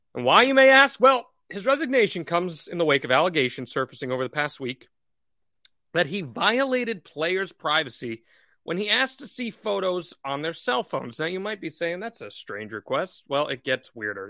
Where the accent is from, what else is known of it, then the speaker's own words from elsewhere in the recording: Northeast, United States; how we were raised in the Northeast